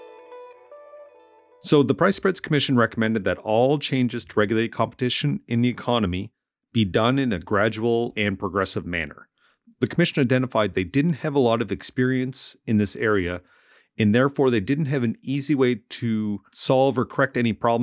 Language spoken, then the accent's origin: English; Amherst, Nova Scotia, Canada; moved away; I moved back to Amherst, Nova Scotia after 15 years away